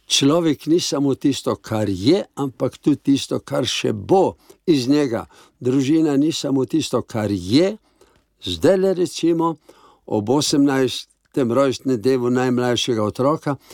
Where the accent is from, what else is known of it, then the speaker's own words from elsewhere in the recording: Slovenia; To pa pomeni, da smo našli Slovenci